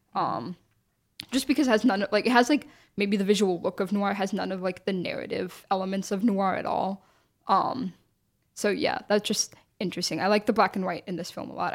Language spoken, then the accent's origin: English; United States; us as like American viewers